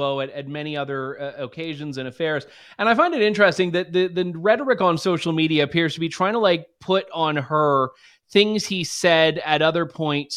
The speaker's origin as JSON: {"language": "English", "region": "Ontario", "country": "Canada", "tie": "born or raised there", "said": "I grew up in Ontario"}